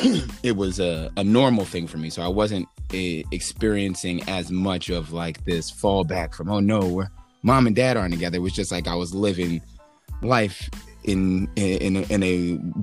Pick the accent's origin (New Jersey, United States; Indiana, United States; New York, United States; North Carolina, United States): New York, United States; New York City; born there; They separated when I was two, and I was born in New York.